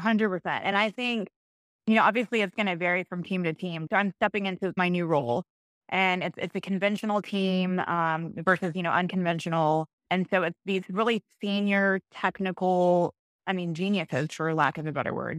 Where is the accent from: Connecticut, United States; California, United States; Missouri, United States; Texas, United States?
Texas, United States; Cypress; I grew up in Cyprus, Cyprus, Texas, just, you know, Northwest Houston